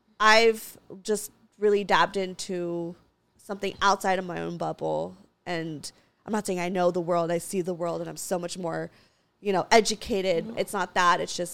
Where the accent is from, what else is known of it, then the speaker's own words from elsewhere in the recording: Santa Clarita, California, United States; also born or lived in Los Angeles; I grew up in Santa Clarita, predominantly conservative town. And, like, I guess, quote, unquote, whitewashed. And I, you know, lived in L.A.